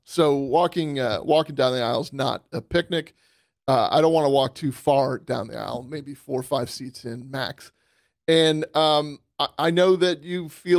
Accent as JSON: {"language": "English", "region": "Western New York", "country": "United States", "tie": "born or raised there", "moved": "yes", "said": "I grew up in Western New York."}